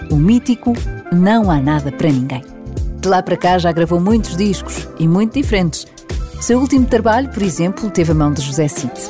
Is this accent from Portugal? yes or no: yes; Portimão, Algarve, Portugal; cresci em Portimão, daí eu, as pessoas julgarem que eu sou, que eu sou algarvio, mas não sou.